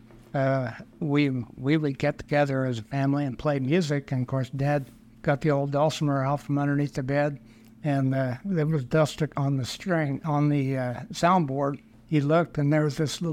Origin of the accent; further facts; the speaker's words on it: Industry, Illinois, United States; now in St. Charles, United States; I was born in West Central Illinois, a little town called Industry